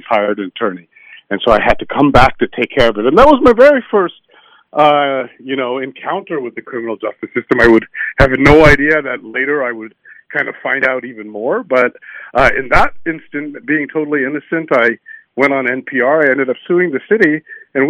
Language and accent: English; Northern Virginia, United States; also born or lived in Washington, D.C.; I grew up in Northern Virginia